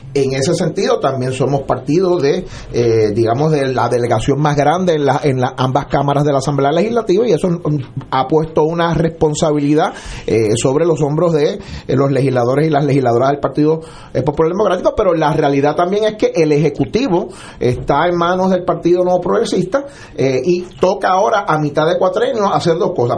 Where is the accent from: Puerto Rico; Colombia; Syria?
Puerto Rico; siendo, siendo puertorriqueño